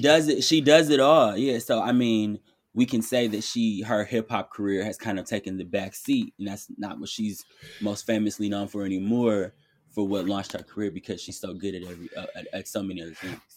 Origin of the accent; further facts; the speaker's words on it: Detroit, Michigan, United States; I'm from Detroit, so we took mad field trips to Kellogg.